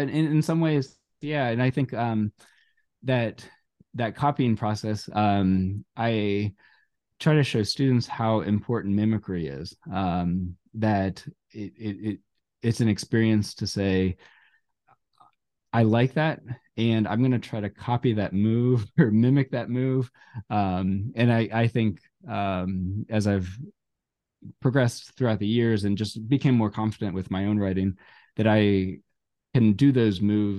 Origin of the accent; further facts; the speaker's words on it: Cincinnati, Ohio, United States; I think where I grew up in Cincinnati, just out of Cincinnati, we had a really great radio station out of Miami University.